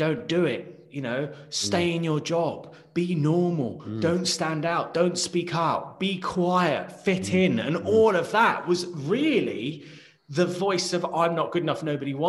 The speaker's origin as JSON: {"language": "English", "country": "United Kingdom", "said": "Like, I know that I'm British. I know how to speak English."}